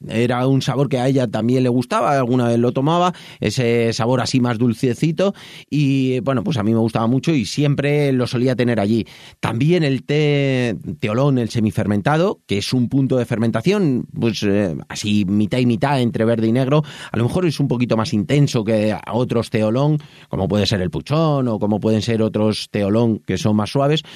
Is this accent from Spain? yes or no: yes; Madrid, Community of Madrid, Spain; moved away as an adult; now in Toledo, Spain; yo soy de Madrid, aunque vivo en Toledo desde hace